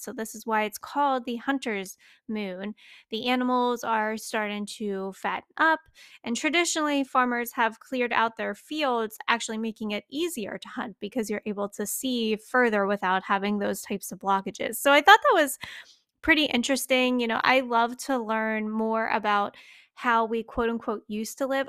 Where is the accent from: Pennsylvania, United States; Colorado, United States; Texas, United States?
Pennsylvania, United States; I grew up in Old MacDonald, had a farm, uh, Pennsylvania